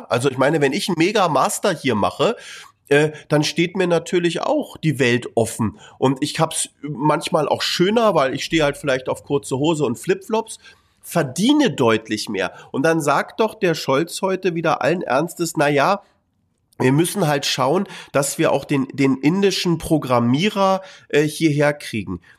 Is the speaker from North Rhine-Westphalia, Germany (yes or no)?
no; Berlin, Germany; Ich meine, ich bin Berliner.